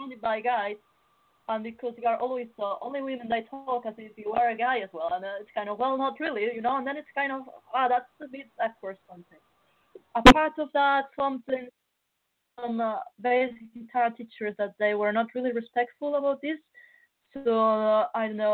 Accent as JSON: {"language": "English", "town": "Barcelona", "region": "Catalonia", "country": "Spain", "tie": "born or raised there", "moved": "yes", "said": "I come from Spain"}